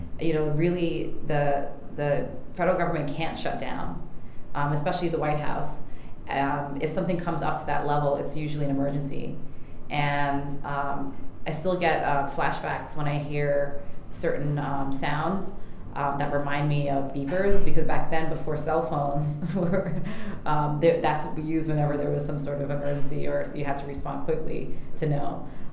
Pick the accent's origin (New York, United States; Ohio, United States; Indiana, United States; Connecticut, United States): New York, United States; especially growing up in New York. We have our own ecosystem bubble here